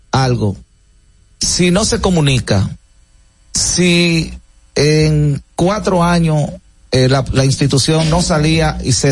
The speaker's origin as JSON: {"language": "Spanish", "town": "Santo Domingo", "region": "Distrito Nacional", "country": "Dominican Republic", "tie": "born or raised there", "said": "vengo de un barrio de San Carlos, de un patio, parte atrás."}